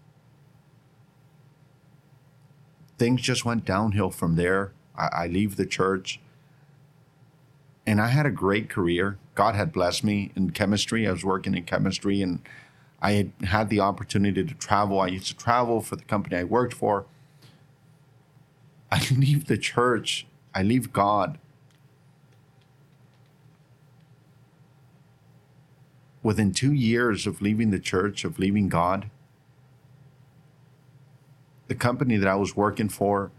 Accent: Northern Nevada, United States; moved away as an adult; also born or lived in Carson City, Nevada; now in Bakersfield, United States; I grew up in Northern Nevada, and I end up here

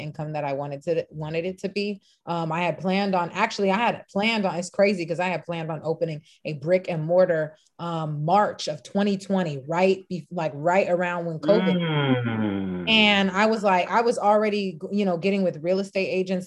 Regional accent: Los Angeles, California, United States; I'm born and raised in Los Angeles. Actually, LA people would say the Valley, 818 San Fernando Valley

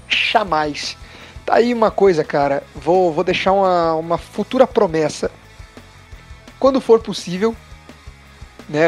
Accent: Brazil; somos brasileiros

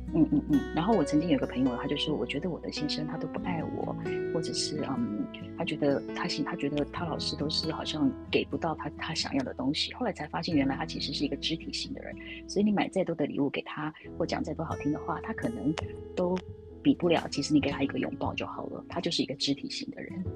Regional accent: Taiwan; first language Chinese; 我还是台湾人嘛

